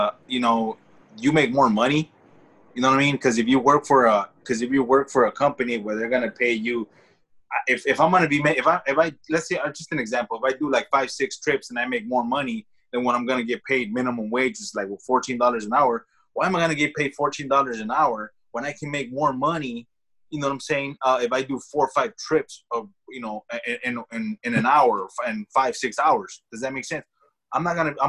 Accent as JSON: {"language": "English", "town": "Los Angeles", "region": "California", "country": "United States", "tie": "born or raised there", "said": "I grew up in the Echo Park area"}